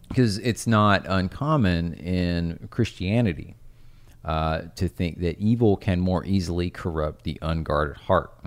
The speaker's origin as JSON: {"language": "English", "town": "Cumberland Gap", "region": "Tennessee", "country": "United States", "tie": "born or raised there", "said": "I grew up in Tennessee"}